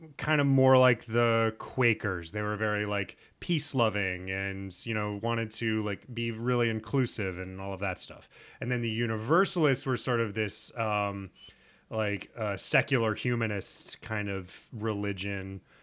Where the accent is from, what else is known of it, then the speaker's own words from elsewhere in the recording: Nebraska, United States; moved away; growing up in Nebraska